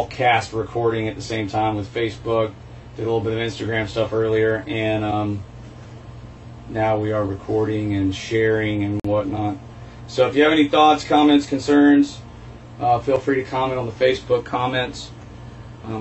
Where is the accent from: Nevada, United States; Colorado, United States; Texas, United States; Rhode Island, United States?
Texas, United States; Dallas; now in Tampa, United States; I'm from Dallas